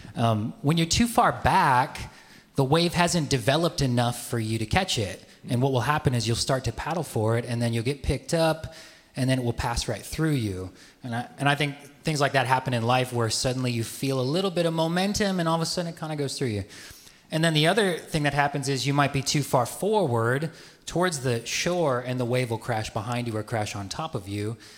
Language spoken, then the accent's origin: English; Midwest, United States; moved away; I grew up in the Midwest.